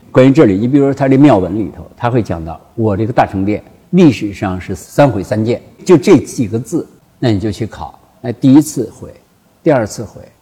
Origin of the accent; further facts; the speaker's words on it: China; 所以我们中国人呢， 才就是崛起